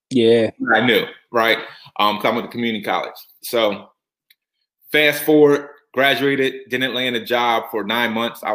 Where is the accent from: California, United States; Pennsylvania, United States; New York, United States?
Pennsylvania, United States; Norristown; born and raised from Norristown, PA, which is probably about, 30 minutes outside of Philadelphia